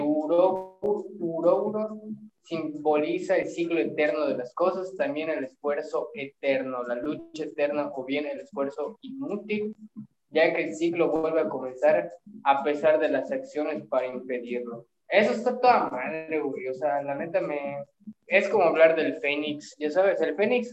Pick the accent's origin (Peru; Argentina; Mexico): Mexico; somos mexicanos